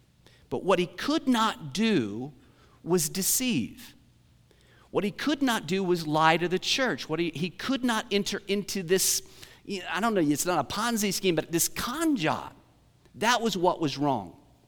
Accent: Great Bend, Kansas, United States; I mean, I grew up in Great Bend.

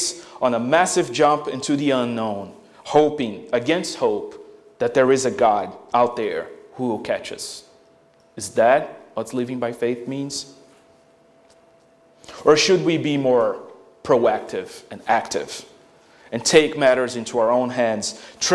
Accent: Brazil; moved away; growing up in Brazil in the early 90s

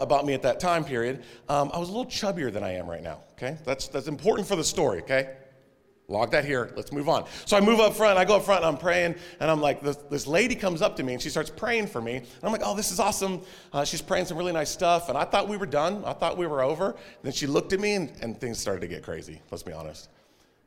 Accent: Texas, United States; I'm from Texas, and we were a clappy bunch

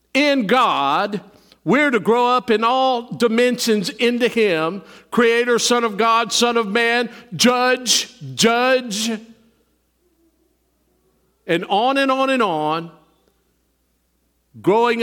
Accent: United States

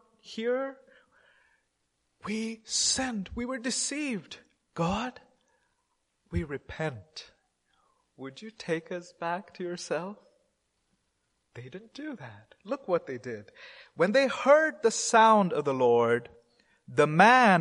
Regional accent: India; I'm an Indian Christian

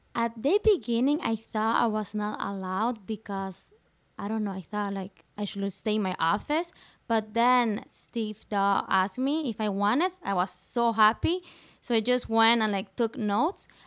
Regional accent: Venezuela; first language Spanish; English is a second language; now in Newfoundland, Canada; I'm from Venezuela, South America, just next to Colombia and on top of Brazil. So that's why I have an accent. My uh, my first language is Spanish, and my second one is French

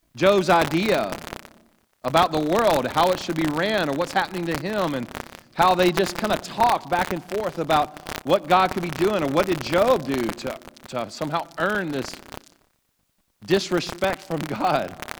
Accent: Louisiana, United States; I grew up in Louisiana

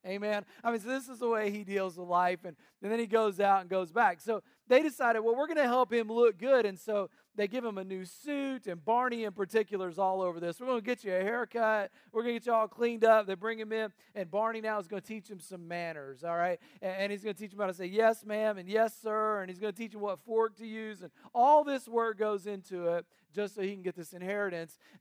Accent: North Carolina, United States; an area of the country where I grew up in North Carolina

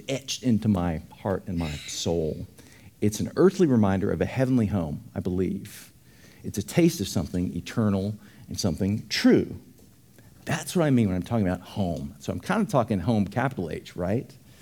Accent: Dallas, Texas, United States; I grew up in Dallas

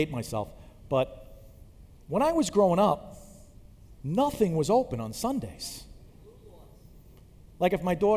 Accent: Long Island, New York, United States; I grew up on Long Island

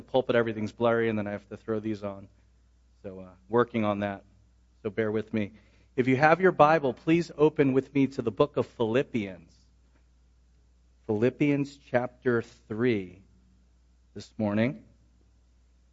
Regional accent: Philadelphia, Pennsylvania, United States; moved away; I grew up in Philadelphia

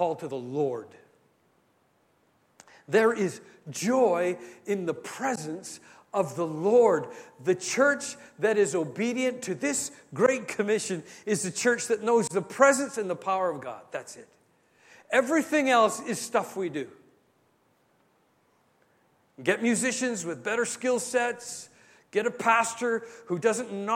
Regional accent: Canada; I'm Canadian

